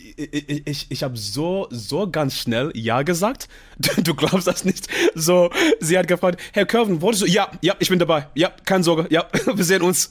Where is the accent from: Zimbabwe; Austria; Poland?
Zimbabwe; German is a second language; moved away; also born or lived in United Kingdom; ich komme aus dem Zimbabwe